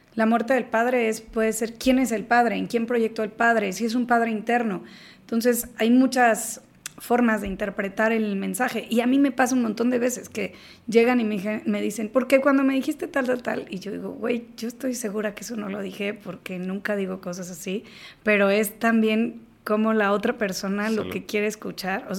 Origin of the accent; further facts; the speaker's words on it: Mexico; somos mexicanos